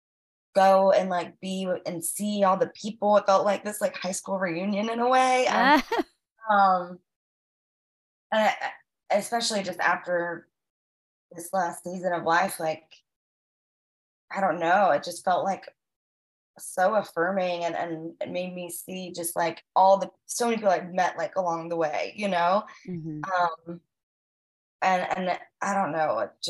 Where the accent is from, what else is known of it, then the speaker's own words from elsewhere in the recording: Virginia, United States; moved away as an adult; also born or lived in Miami, Florida; now in Nashville, United States; I grew up in Virginia. So from like 7 till 18 and hiked it to Nashville